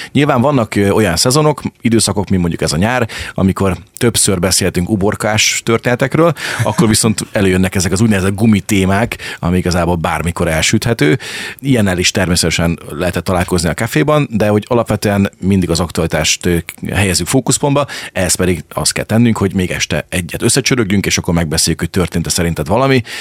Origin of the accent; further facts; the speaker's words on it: Zsombó, Csongrád-Csanád, Hungary; moved away as an adult; now in Deszk, Hungary; én Zsombóról származom, én ott nőttem föl